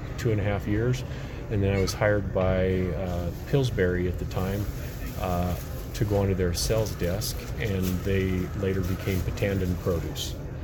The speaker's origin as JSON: {"language": "English", "town": "Shelley", "region": "Idaho", "country": "United States", "tie": "born or raised there", "said": "I was born and raised in Shelley, Idaho."}